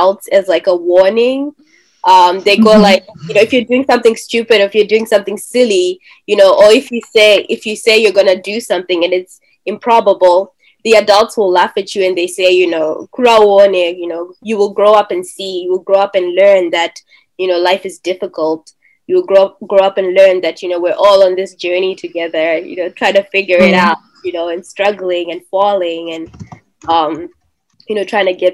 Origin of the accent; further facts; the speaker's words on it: Zimbabwe; moved away as an adult; now in United States; born in Zimbabwe, currently in the United States, studying here